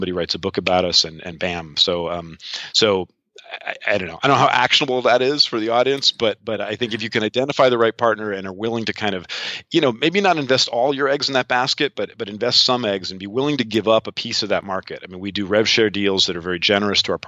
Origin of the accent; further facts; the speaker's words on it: outside of New York, United States; moved away as an adult; also born or lived in Seattle, United States / London, United Kingdom; now in Estonia; I'm an American. I grew up outside of New York, lived 22 years in Seattle.